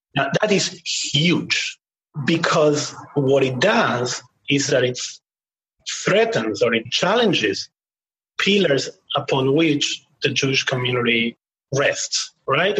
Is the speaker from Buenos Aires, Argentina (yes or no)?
yes; Buenos Aires, Argentina; moved away; I grew up in Argentina, as I said, during the times of the military government.